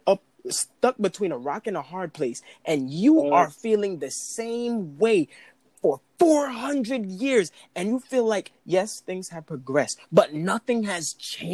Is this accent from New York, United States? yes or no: yes; New York City, New York, United States; I come from Brooklyn.